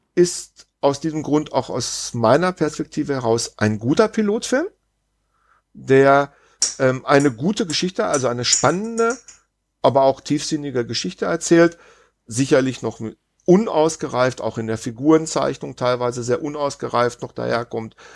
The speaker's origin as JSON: {"language": "German", "country": "Germany", "said": "als, als Deutscher"}